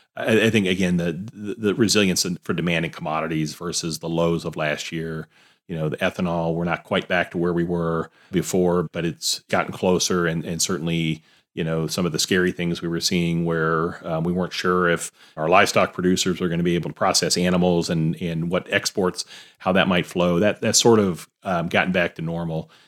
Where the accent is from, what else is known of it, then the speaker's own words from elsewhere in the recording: Alabama, United States; moved away as an adult; now in Iowa, United States; I grew up in Alabama